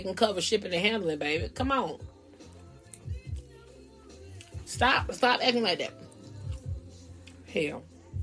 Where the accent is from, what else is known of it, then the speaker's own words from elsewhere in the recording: Georgia, United States; I'm from Georgia too